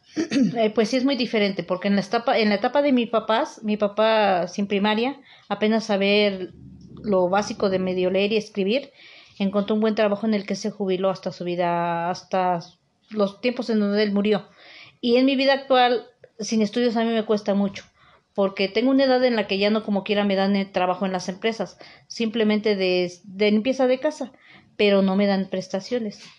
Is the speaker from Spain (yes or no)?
no; Teziutlán, Puebla, Mexico; now in Puebla, Mexico; soy originaria de Tezutlán, Puebla y radico en Puebla, Puebla.